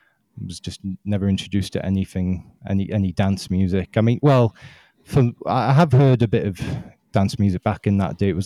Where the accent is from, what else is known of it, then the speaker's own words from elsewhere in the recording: Yorkshire and the Humber, United Kingdom; I hail from South Yorkshire in the United Kingdom.